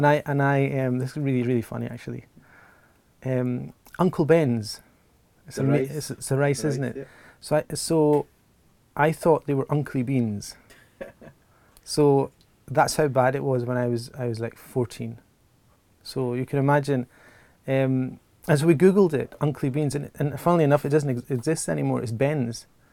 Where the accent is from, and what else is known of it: Glasgow, Scotland, United Kingdom; born or raised there